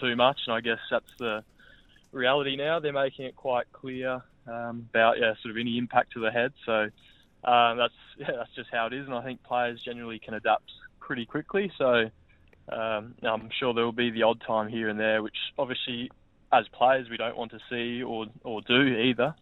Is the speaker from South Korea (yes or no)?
no; Adelaide, South Australia, Australia; moved away as an adult; also born or lived in Brisbane / Melbourne; now in Perth, Australia; home's definitely still Adelaide, just purely family's there